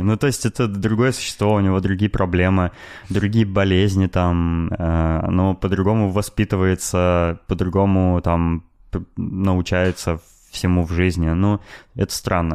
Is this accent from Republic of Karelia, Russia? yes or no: no; Novosibirsk, Novosibirsk Oblast, Russia; я родился в Новосибирске